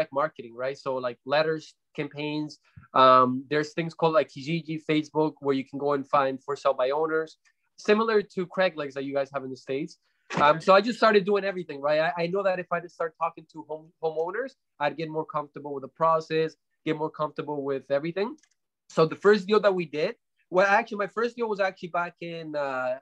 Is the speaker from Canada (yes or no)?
yes; Canada; also born or lived in Colombia; I'm originally from Colombia. We came to Canada when I was about 9 or 10 years old and, grew up with single mom, very, very hard times growing up, even in here